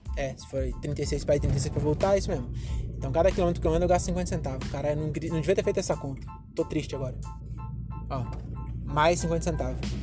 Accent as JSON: {"language": "Portuguese", "town": "Francisco Morato", "region": "São Paulo", "country": "Brazil", "tie": "born or raised there", "said": "em Morato, eu sou branco, onde eu nasci"}